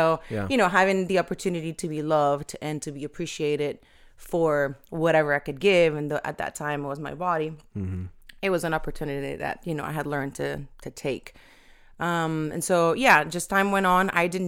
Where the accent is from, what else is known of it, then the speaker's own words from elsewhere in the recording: Venezuela; born there; So I was born in Venezuela, South America, and PK.